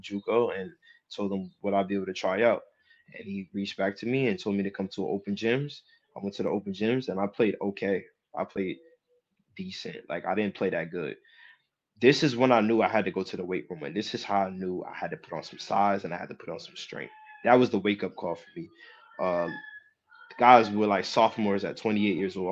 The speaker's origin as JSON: {"language": "English", "town": "Jersey City", "region": "New Jersey", "country": "United States", "said": "I'm from Jersey City"}